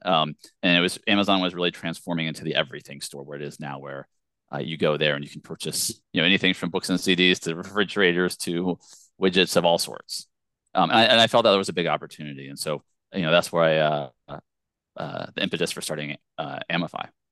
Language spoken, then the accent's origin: English; Virginia, United States; I grew up in Virginia